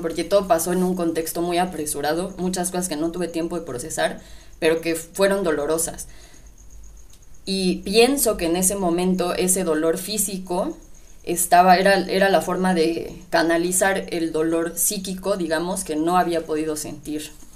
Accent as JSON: {"language": "Spanish", "country": "Mexico", "said": "mi identidad como mexicana"}